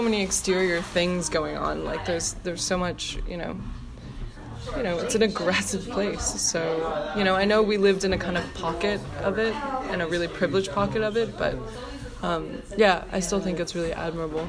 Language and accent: English; New York City, New York, United States; being a New Yorker